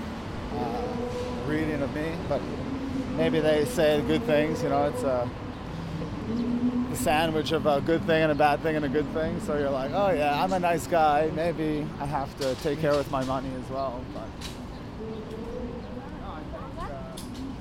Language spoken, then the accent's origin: English; Canada; now in Hong Kong; I'm good from Canada. Work in Hong Kong is good.